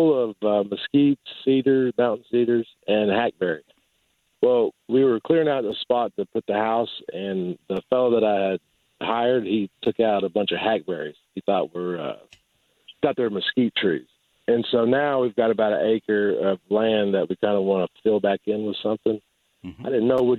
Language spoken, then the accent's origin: English; Burleson, Texas, United States; moved away; We're from Burleson, and, you know, sure. We had a bunch of post oaks and elms